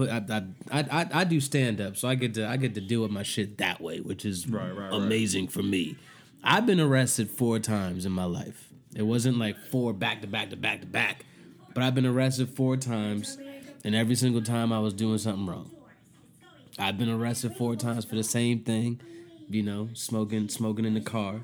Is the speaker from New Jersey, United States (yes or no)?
yes; Flanders, New Jersey, United States; I'm from Flanders